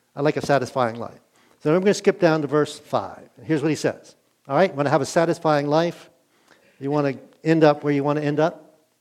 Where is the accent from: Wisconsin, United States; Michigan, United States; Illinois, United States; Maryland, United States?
Maryland, United States; Glen Burnie; also born or lived in Middletown, Maryland / Wake Forest, North Carolina; I grew up in Glen Burnie